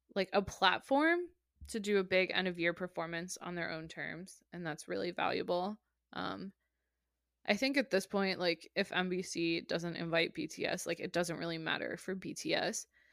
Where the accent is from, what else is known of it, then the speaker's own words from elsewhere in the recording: United States; I'm American.